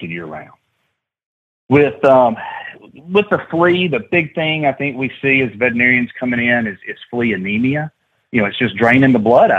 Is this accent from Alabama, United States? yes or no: yes; Alabama, United States; growing up in Alabama